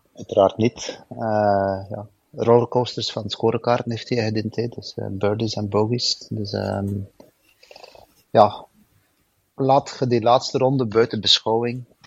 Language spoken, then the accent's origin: Dutch; Belgium; ik ben Belg